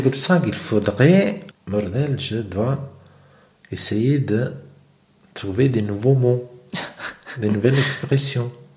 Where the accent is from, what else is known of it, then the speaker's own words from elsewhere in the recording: Naples, Campania, Italy; moved away; Moi, je viens de Naples